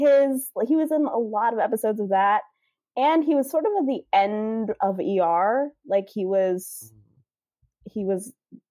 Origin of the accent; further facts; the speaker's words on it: Southern California, United States; I grew up in Southern California in the 90s. I lived in like the Inland Empire, so an hour or so outside of LA. And so I was like 8, 9 when this was all happening. And it was very much, and obviously I'm Black